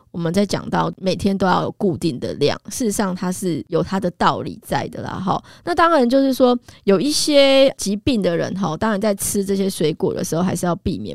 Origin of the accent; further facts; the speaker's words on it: Taiwan; 我们台湾人其实有很多的矿物质啊，营养素的缺乏